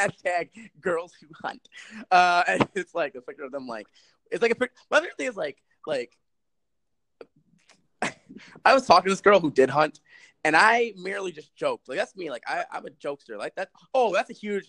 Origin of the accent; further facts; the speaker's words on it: New York City, New York, United States; I'm from the Bronx.